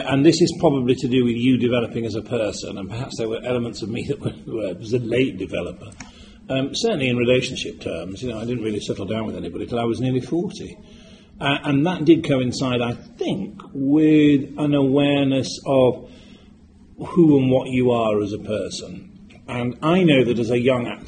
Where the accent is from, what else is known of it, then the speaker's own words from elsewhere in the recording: Yorkshire and the Humber, United Kingdom; I come from Yorkshire